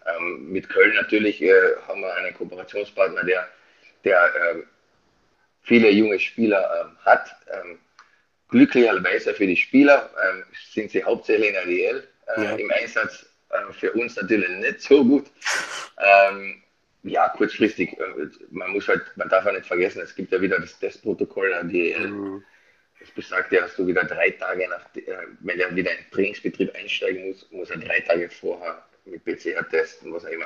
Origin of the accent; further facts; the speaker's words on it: Austria; now in Bad Nauheim, Germany; ich bin Österreicher